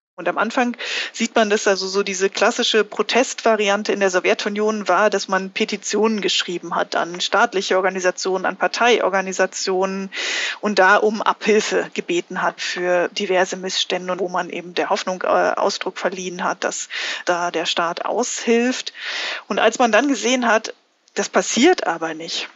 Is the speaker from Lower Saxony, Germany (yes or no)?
no; Wittenberg, Saxony-Anhalt, Germany; moved away as an adult; also born or lived in Minsk, Belarus / Freiburg; in meiner Heimatstadt Wittenberg